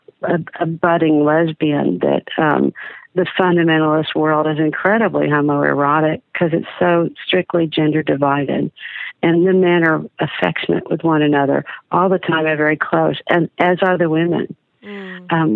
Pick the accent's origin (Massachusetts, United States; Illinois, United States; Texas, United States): Texas, United States; Dallas; I was born in Dallas, Texas, to a 60s liberal Jewish secular family